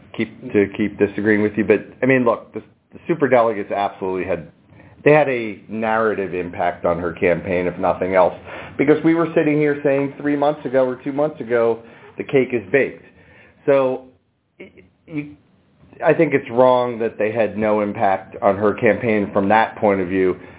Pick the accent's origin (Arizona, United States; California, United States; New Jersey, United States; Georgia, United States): New Jersey, United States; I'm from Jersey